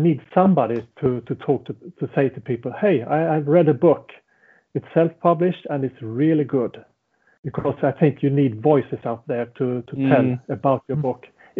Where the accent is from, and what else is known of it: Sweden; first language Swedish; English is a second language